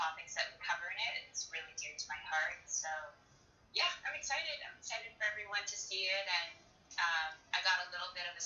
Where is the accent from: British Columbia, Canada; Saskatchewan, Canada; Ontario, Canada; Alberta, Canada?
Alberta, Canada; Edmonton; I was born in Edmonton, actually. So I went to the University of Alberta